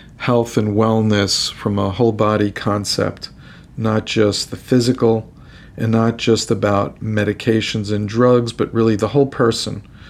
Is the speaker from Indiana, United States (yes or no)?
no; New York City, New York, United States; moved away as an adult; also born or lived in Boston; now in Miami, United States; I came from New York City. I'm a New Yorker.